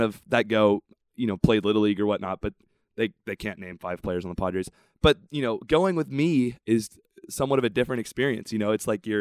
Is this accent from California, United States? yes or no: yes; Encinitas, California, United States; I'm born and raised in North County, Encinitas and Cardiff area.